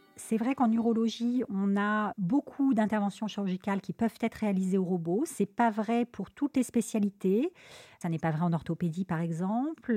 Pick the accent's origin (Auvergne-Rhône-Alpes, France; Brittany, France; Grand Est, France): Auvergne-Rhône-Alpes, France; Lyon; moved away as an adult; also born or lived in Paris; now in Marseille, France; je suis originaire de la ville de Lyon